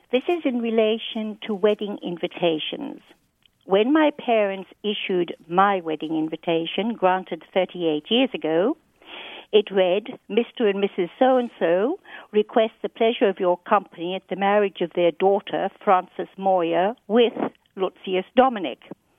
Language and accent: English; Sydney, New South Wales, Australia; also born or lived in England; now in United States; Well, I was born in England and grew up in Sydney, Australia.